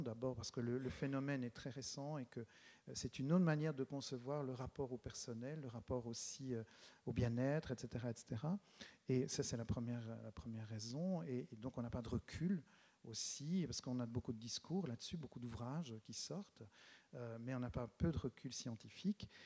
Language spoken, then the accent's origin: French; Charleroi, Wallonia, Belgium; je suis Carolo, même si je n'habite pas la ville de Charleroi, j'habite tout près. Et c'est un choix, j'en parlerai peut-être un peu tout à l'heure, c'est un choix d'être resté, d'être resté ici dans, cette région